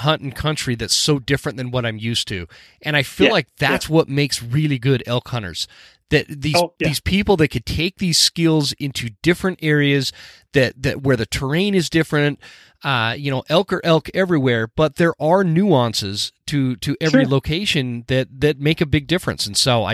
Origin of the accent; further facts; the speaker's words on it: Utah, United States; now in North Idaho, United States; I grew up in Utah